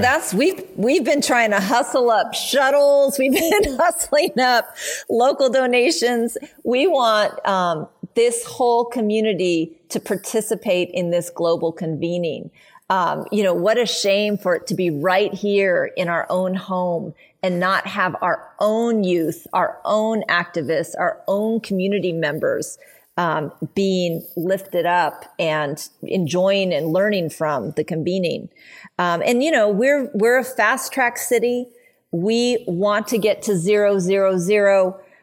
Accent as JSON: {"language": "English", "town": "Oakland", "region": "California", "country": "United States", "tie": "born or raised there", "said": "growing up in Oakland and being always involved with my community"}